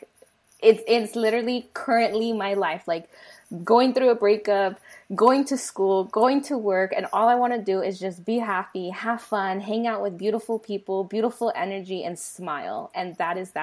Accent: United States; first language Spanish; English is a second language; I was born here in the United States

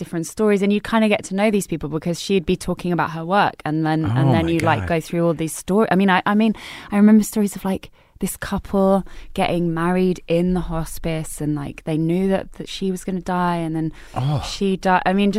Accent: Harrow, London, United Kingdom; Harrow. North Harrow.

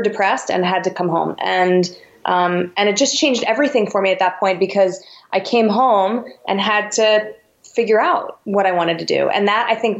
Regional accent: Westchester, New York, United States; I grew up in New York, in the burbs, right outside the city, 20 minutes outside of Manhattan

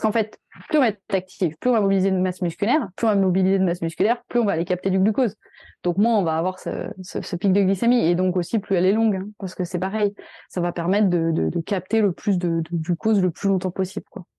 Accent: France; nous, en tant que Français

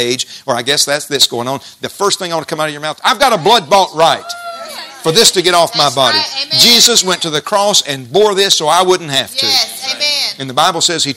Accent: Jasper, United States; When I was a kid in Jasper, growing up in Jasper, we had A&P grocery store

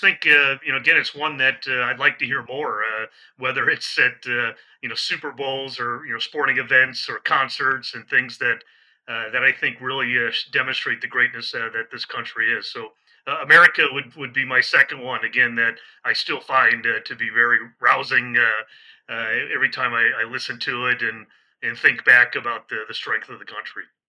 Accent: Midwest, United States; moved away as an adult; also born or lived in San Diego, California / Washington D.C. / Florida; now in Mid-Atlantic, United States; I'm a Midwesterner. That's where I, I was born and raised

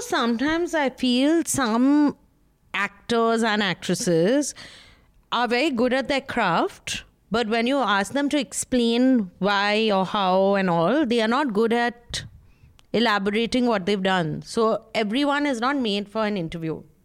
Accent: Kolkata, West Bengal, India; I'm from Calcutta

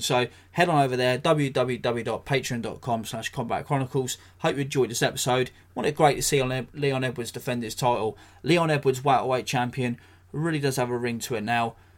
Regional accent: England, United Kingdom; as a, as a Brit, as an Englishman

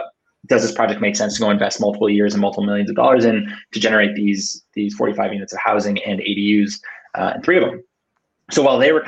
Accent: Cupertino, California, United States; I was born and raised in Cupertino

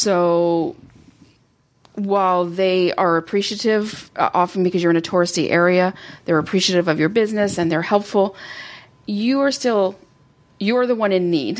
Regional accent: Canada; we, being Canadian, French is our second language

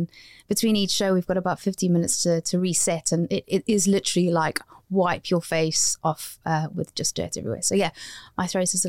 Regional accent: South Africa; now in United Kingdom; I came from South Africa. Even though I've got a British passport, they weren't accepting me as somebody who'd studied in a drama school here.

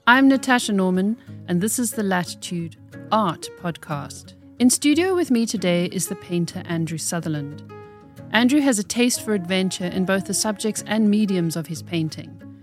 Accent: Oranjemund, ǁKaras, Namibia; moved away; We were born in the same little town in Namibia

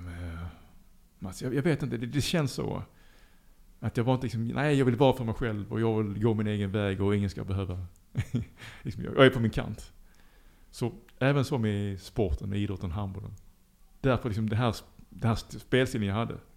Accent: Lund, Skåne, Sweden; moved away as an adult; now in Liberia; jag är född i Lund

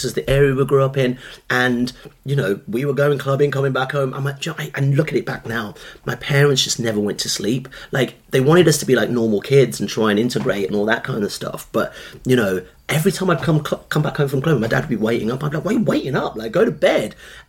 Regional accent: Birmingham, West Midlands, United Kingdom; They told us to get the hell out. And this was the landscape we grew up in Birmingham, like, you know.

